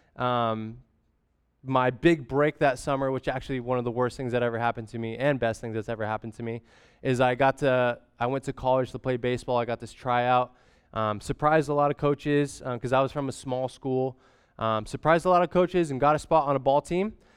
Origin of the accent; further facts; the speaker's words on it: Grants Pass, Oregon, United States; also born or lived in Portland, Oregon; I was born in Grants Pass, Oregon, and then immediately life flighted, um, to Portland, Oregon